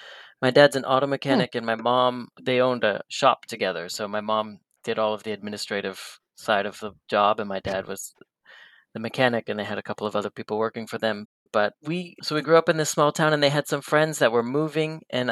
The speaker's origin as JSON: {"language": "English", "town": "Belgrade", "region": "Montana", "country": "United States", "tie": "born or raised there", "said": "Yeah, I was born in 1987 in a very small town called Belgrade, but not in Europe. It was here in the United States in Montana. Very small sort of farm community railroad town of about 10,000 people."}